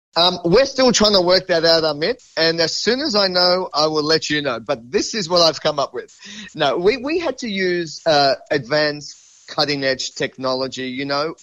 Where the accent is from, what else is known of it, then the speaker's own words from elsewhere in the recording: Sydney, New South Wales, Australia; I'm born and bred in Sydney. I've lived here my entire life.